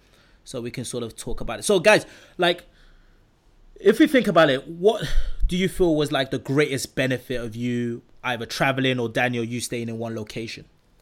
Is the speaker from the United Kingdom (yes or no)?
yes; United Kingdom; also born or lived in Nigeria; But moved over to the UK when I was very young, studied in the UK, graduated in London.